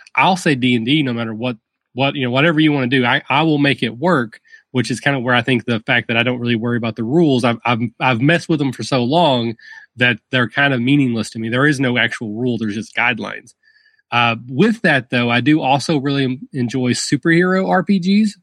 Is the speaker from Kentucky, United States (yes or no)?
yes; rural Kentucky, United States; accent: Southern; I'm from, I'm from very rural Kentucky. If the accent hasn't given it away, I am from